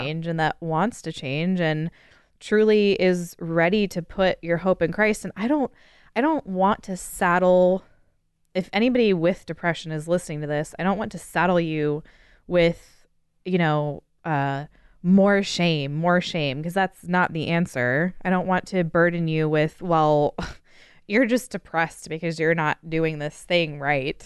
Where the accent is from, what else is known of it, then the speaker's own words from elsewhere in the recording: United States; as an American